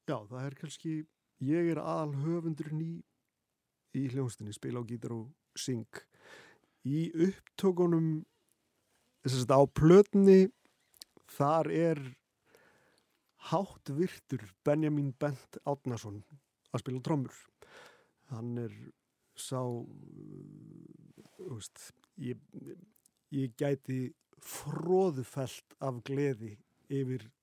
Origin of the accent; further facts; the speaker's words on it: Patreksfjörður, Westfjords, Iceland; ég er sérst frá Patricksfyrði